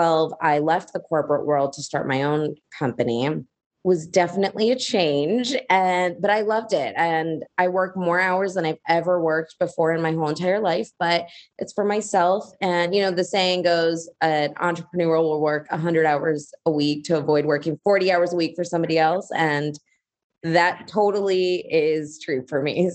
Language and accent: English; United States; I'm Indian by origin. I was born in America, but my parents both immigrated here in 1980